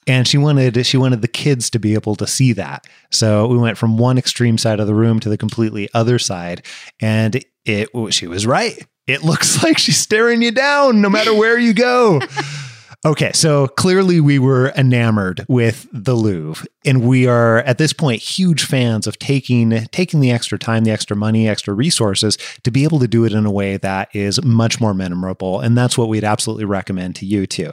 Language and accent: English; Washington, United States; we're from the States. We're from Washington State in particular